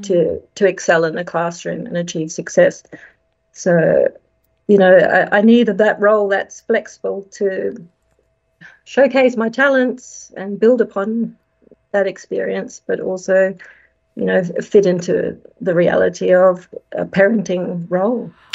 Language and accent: English; Australia; moved away as an adult; now in Dubai, United Arab Emirates; I'm an Australian. I moved here to Dubai in 2016.